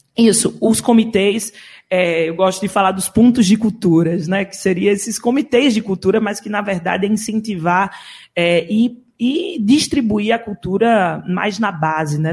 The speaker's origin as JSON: {"language": "Portuguese", "town": "Caruaru", "region": "Pernambuco", "country": "Brazil", "tie": "born or raised there", "said": "na cidade de Caruaru, que é a minha cidade natal, né? Eu sou de Caruaru"}